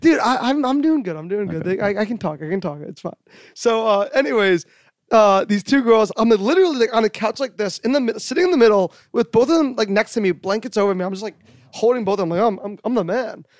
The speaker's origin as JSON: {"language": "English", "region": "New York", "country": "United States", "said": "I'm a New Yorker"}